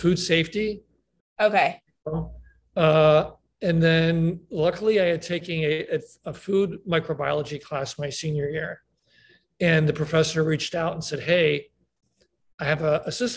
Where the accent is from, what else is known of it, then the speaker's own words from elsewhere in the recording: Lancaster, Pennsylvania, United States; moved away as an adult; now in San Diego, United States; born and raised in Pennsylvania, Lancaster, Pennsylvania. And I'm now living in San Diego